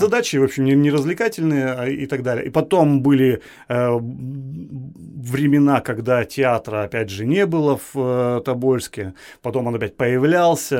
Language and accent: Russian; Tobolsk, Tyumen Oblast, Russia; я коренной табаляк, я э, ну, как бы это громко не звучало, я патриот своей, своего города. Ну, скажем, патриот своей малой родины. Я горжусь, что я рожден в этом городе